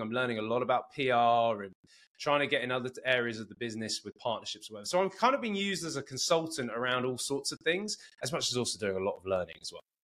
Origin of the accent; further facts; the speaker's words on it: Cambridge, East of England, United Kingdom; moved away as an adult; also born or lived in Bedford / San Diego County; now in San Diego, United States; I was born and raised in Cambridge and, and went to Cambridge Rugby Club